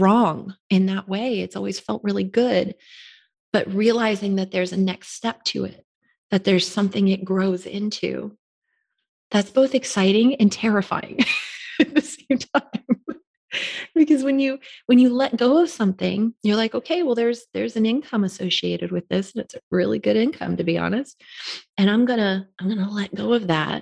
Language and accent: English; Florida, United States; moved away as an adult; growing up in Florida